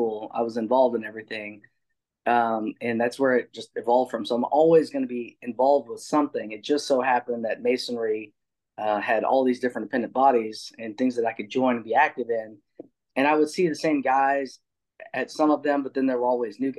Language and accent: English; a small town outside of Lubbock, Texas, United States; I'm from Texas, born and raised, grew up in a small town outside of Lubbock, went to college at Lubbock. And, been in Texas my whole life